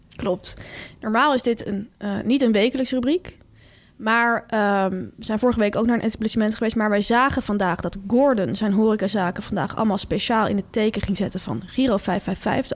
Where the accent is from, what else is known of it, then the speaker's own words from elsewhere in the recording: Delft, South Holland, Netherlands; ik kom uit Delft